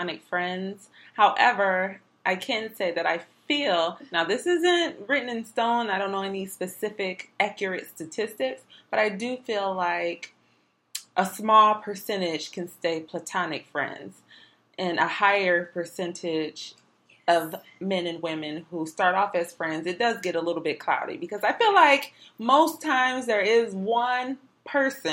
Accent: Detroit, Michigan, United States; we are from Detroit, 313

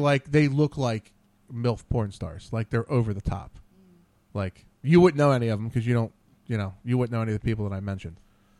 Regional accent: Trenton, New Jersey, United States; I grew up right outside Trenton.

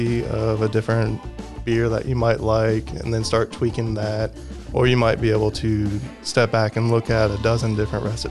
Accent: Texas, United States; also born or lived in Detroit, Michigan / Birmingham, Michigan; we moved down here or in the early 80s. So I was only a little boy at that time and grew up on the northwest side of town

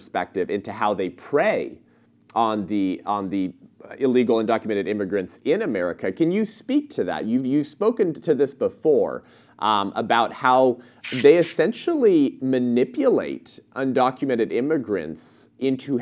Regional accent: Southern California, United States; I'm born and raised in Southern California

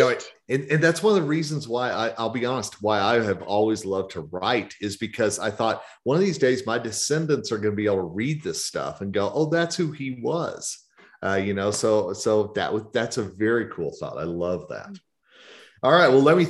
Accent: the South, United States; So Rhonda, since you are the lady, and I am from the South, ladies first.

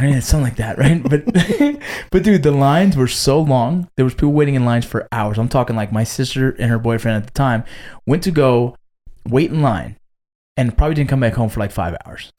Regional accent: Los Angeles, California, United States; moved away; I was born in Northridge. I grew up right around Northridge

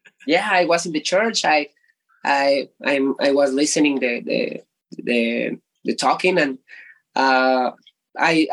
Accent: Ecatepec, State of Mexico, Mexico; I am from Ecatepec in Mexico State.

